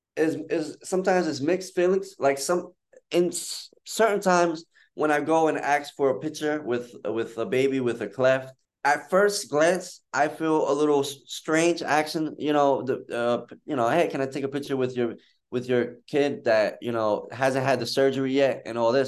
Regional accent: United States; my mom is from Dominican Republic and I was born in the United States

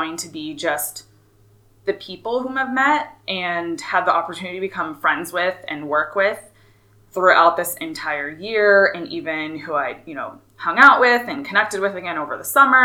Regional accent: Flagstaff, Arizona, United States; moved away; growing up in Flagstaff

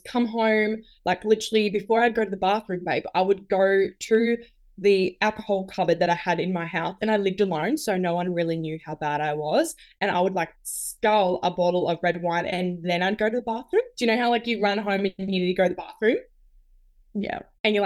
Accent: New South Wales, Australia; now in Queensland, Australia; So I'm originally from New South Wales

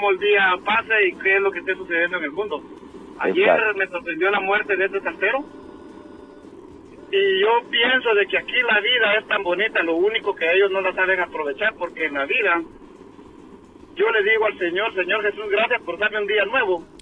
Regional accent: San José, Escuintla, Guatemala; Yo soy guatemalteco, soy del puerto San José Quinta

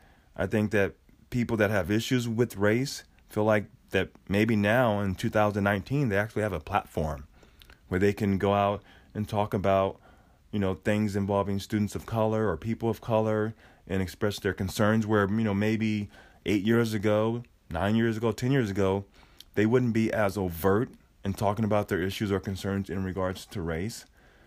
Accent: Oregon, United States; But, you know, growing up in Oregon, I moved here in, I would say, 1979, maybe 78.

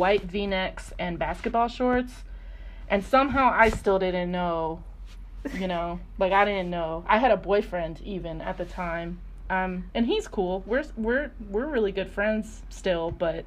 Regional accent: North Carolina, United States; I'm from North Carolina, which is an important fact to know, just that I'm, like, I grew up in the South

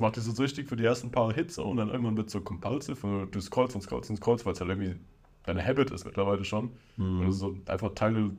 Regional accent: near Frankfurt, Hesse, Germany; ich bin 25 Jahre alt, wir kommen aus der Nähe von Frankfurt

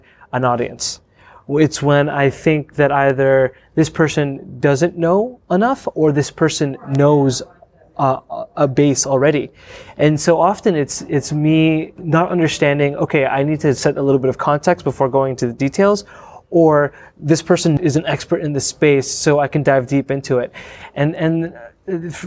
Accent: Windsor, Ontario, Canada; I grew up in Windsor, Ontario.

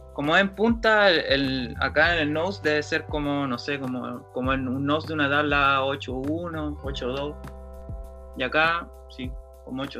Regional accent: Talcahuano, Biobío, Chile; also born or lived in San Pedro de la Paz, Chile / Concepción, Chile / Santiago, Chile / Valparaíso, Chile; soy de Conce, nací en Talcahuano y viví como toda mi infancia, mi adolescencia entre Talcahuano, San Pedro y patinando en Concepción

